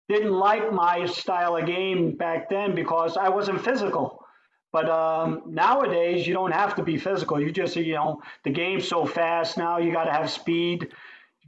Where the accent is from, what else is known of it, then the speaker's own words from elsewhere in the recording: New York City, New York, United States; When I was growing up in New York, we had Sky Rink, which was down a block from Madison Square Garden